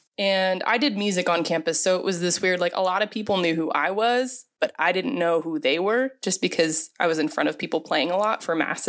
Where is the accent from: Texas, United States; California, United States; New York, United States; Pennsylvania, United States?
Pennsylvania, United States; moved away as an adult; now in Phoenix, United States; I grew up in Pennsylvania, so basically Pennsylvania, but out in the, there's really, it's mostly farmland, so Amish.